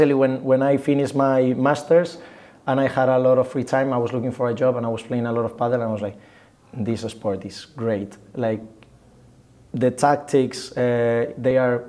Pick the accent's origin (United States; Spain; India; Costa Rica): Spain; Getafe, Community of Madrid; I'm from Madrid, Getafe in concrete, so it's like 10 minutes away from Madrid